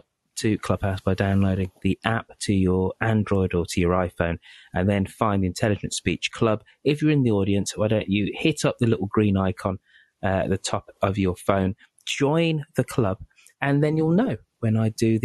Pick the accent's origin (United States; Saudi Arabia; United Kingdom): United Kingdom; I'm British